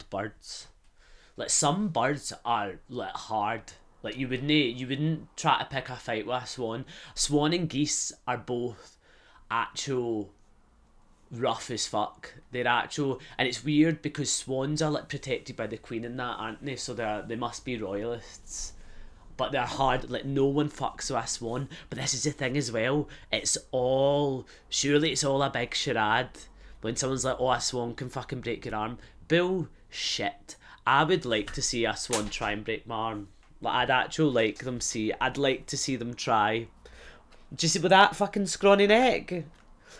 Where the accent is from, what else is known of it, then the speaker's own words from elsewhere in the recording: Glasgow, Scotland, United Kingdom; moved away; I'd come back to Glasgow